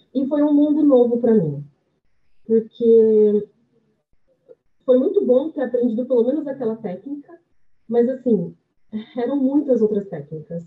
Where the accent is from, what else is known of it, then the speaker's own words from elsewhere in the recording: Bariri, São Paulo, Brazil; moved away; also born or lived in Londrina; eu vim de uma cidade do interior de São Paulo, que tem acho que 20 mil habitantes, que é Bariri